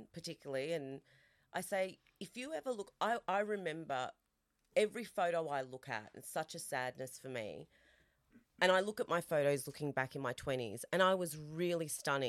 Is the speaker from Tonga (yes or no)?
no; Australia; which was really significant for me being an Australian Italian, is you never ever feel like here I didn't fit because I don't look quintessentially Australian.